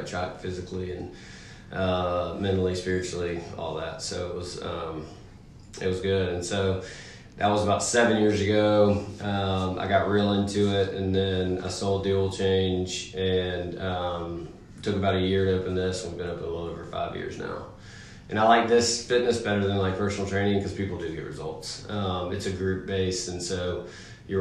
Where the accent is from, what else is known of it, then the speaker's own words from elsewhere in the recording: Birmingham, Alabama, United States; moved away as an adult; also born or lived in Clemson, South Carolina; now in Charlotte, United States; I grew up in Birmingham, Alabama